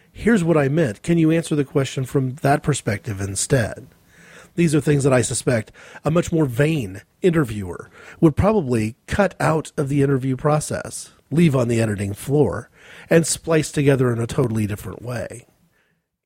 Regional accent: United States; as an American

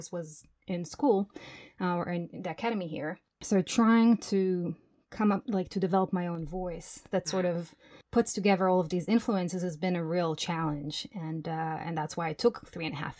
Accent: Jerusalem, Jerusalem District, Israel; moved away as an adult; now in Berlin, Germany; I grew up in Jerusalem, and I've been in Berlin for 12 years now

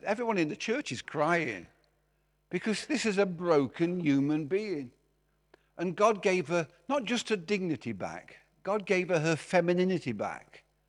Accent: Derby, East Midlands, United Kingdom; moved away; also born or lived in Glasgow; I'm from Derby

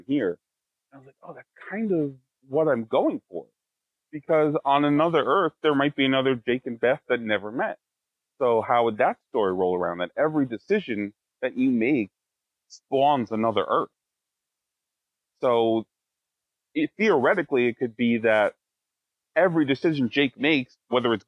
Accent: Wallkill, New York, United States; born or raised there; also born or lived in Plattekill, New York

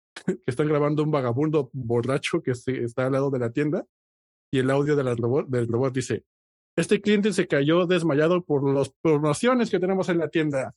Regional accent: Mexico; personas que nacimos y nos criamos y crecimos en México

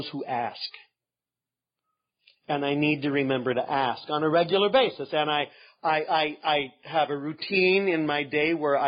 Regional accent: Northern California, United States; I'm from Northern California.

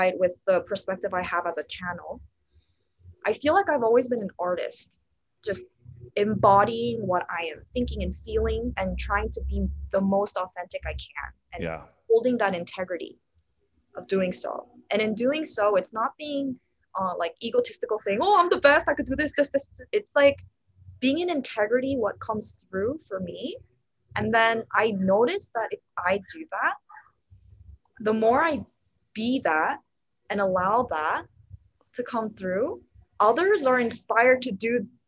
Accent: La Crescenta, California, United States; I was born in a city a little north of Los Angeles called La Crescenta here in California

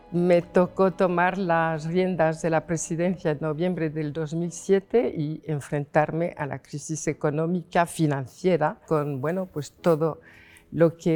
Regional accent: Paris, Île-de-France, France; accent: French; Spanish is a second language; now in Logroño, Spain; me vine de París a Logroño, pues primero porque mi padre necesitaba eh, apoyo. Entonces, bueno, pues cuando llegué, eh, claro, era joven, eh, hablaba español con un acento francés

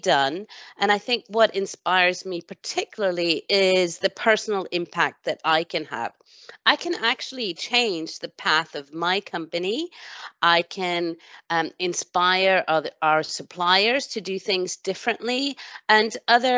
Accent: Sweden; now in United Kingdom; I was born in Sweden

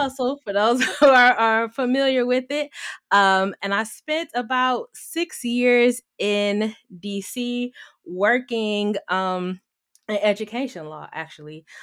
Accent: Detroit, Michigan, United States; moved away as an adult; also born or lived in Washington, D.C.; I am from Detroit, Michigan, born and raised

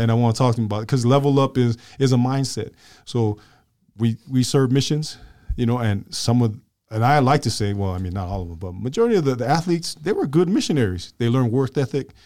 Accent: Glendale, United States; I was from Glendale

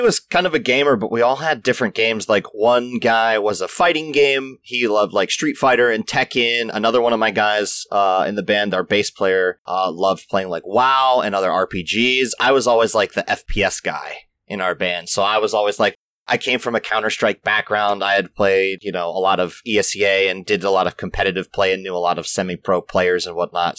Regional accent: Maryland, United States; moved away as an adult; also born or lived in Florida; I grew up in Maryland, just outside of Baltimore and DC

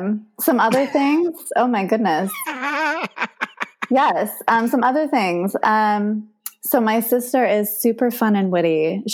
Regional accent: Haiku, Hawaii, United States; So, okay, growing up in Haiku, you learn how to hitchhike, you walk barefoot.

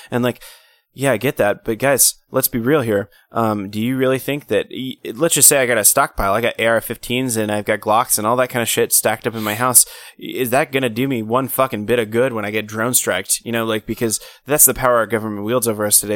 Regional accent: United States; as an American

